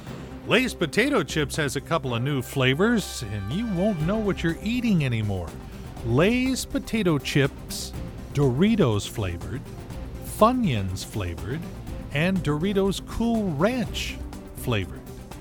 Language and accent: English; Los Angeles, California, United States; moved away as an adult; also born or lived in Seattle, Washington; I came up from Los Angeles to go to the University of Washington